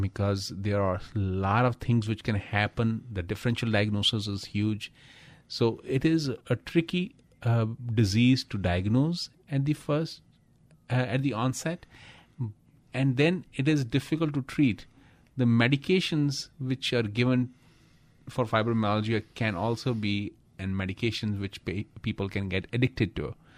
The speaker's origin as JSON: {"language": "English", "country": "India", "said": "I'm from India"}